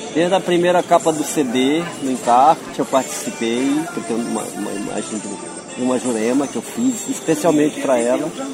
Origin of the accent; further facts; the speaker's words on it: São Luís, Maranhão, Brazil; moved away as an adult; also born or lived in Bacurituba, Maranhão; now in Rio de Janeiro, Brazil; minha referência maior já é o bairro da Liberdade, onde eu me criei